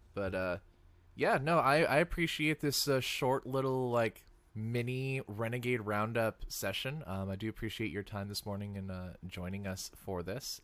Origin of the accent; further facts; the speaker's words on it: Seattle, Washington, United States; I'm from Seattle